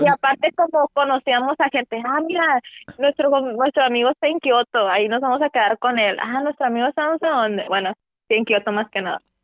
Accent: Mexico; éramos como 34 mexicanos

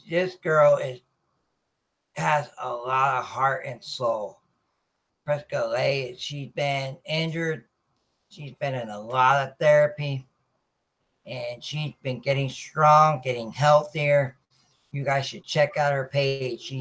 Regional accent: Norfolk, Virginia, United States; I'm from Norfolk, Virginia, so military family.

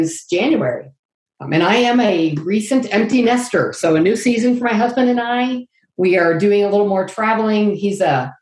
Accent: Lafayette, Indiana, United States; I am from Lafayette, Indiana, Purdue country

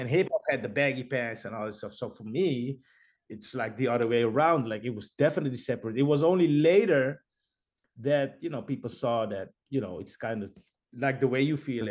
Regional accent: Netherlands; we're from Holland

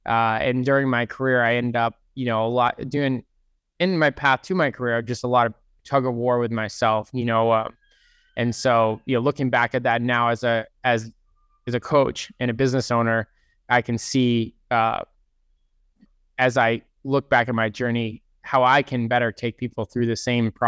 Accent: East Lyme, Connecticut, United States; No, I grew up in Connecticut, East Lyme, Connecticut.

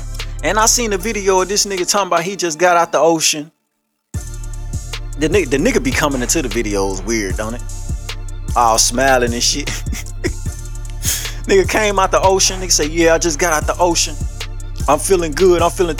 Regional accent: Louisiana, United States; I'm from Louisiana.

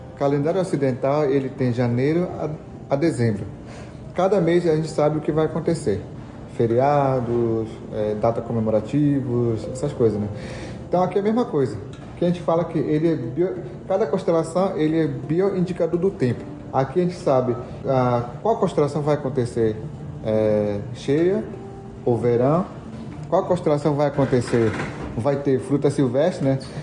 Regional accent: São Gabriel da Cachoeira, Amazonas, Brazil; now in Manaus, Brazil; Eu nasci numa comunidade chamada Mionhapitó, é, onde eu pertenço

